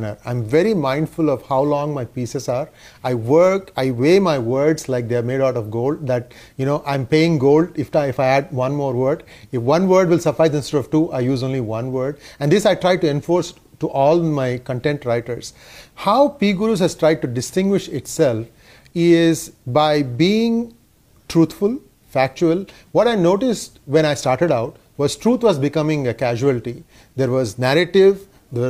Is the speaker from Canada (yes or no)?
no; Hyderabad, Telangana, India; also born or lived in Chennai; I grew up in Hyderabad